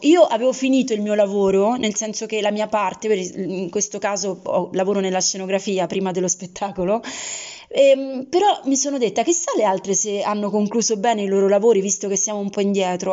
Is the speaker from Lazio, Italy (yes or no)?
yes; Rome, Lazio, Italy; di Roma